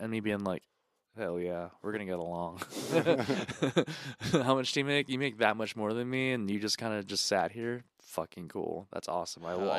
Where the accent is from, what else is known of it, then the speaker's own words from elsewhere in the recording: United States; I'm from America